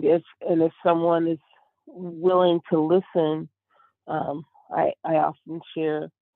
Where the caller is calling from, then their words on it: Chicago, Illinois, United States; From Chicago at the back, please.